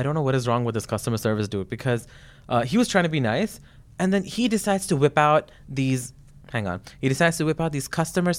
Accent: Canada; I was like, I am a Canadian. This is not how we behave.

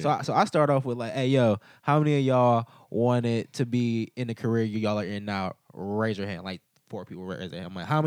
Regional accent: Cleveland, Ohio, United States; I grew up in Cleveland

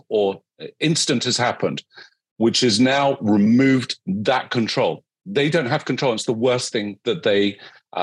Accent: United Kingdom; I am a Brit

